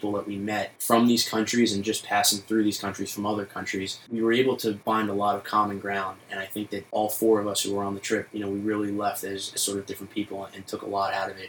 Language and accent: English; New York City, New York, United States; I grew up in Bay Ridge, Brooklyn